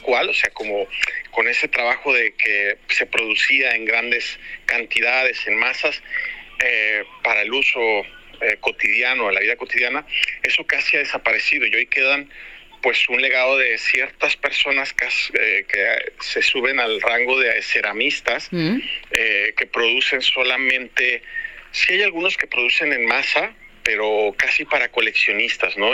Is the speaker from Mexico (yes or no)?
yes; Mexico; also born or lived in Spain; yo soy mexicano